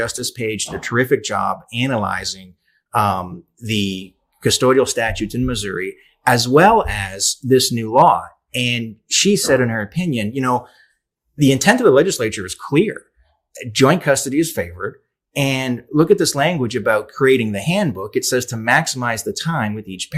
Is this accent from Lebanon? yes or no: no; Canada; I'm Canadian